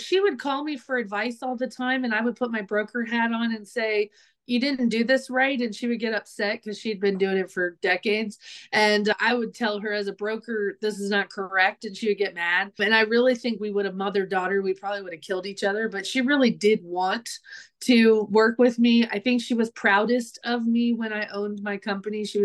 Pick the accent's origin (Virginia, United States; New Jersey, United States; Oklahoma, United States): Virginia, United States; Virginia Beach; moved away as an adult; also born or lived in South Carolina / North Carolina; now in Franklin, Tennessee, United States; I'm from Virginia. Originally, I grew up in Virginia Beach.